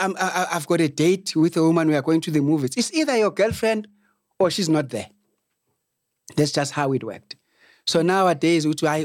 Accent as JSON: {"language": "English", "country": "South Africa", "said": "when we arrived, because this was 1989, we were students from Southwest Africa, which is Namibia now, and South Africa."}